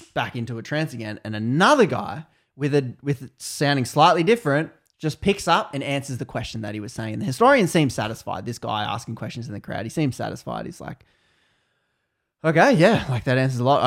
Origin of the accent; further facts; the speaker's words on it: Australia; I'm Australian